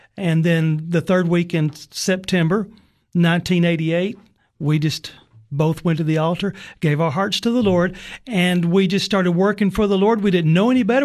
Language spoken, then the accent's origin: English; Sparta, Tennessee, United States; I grew up in White County in Sparta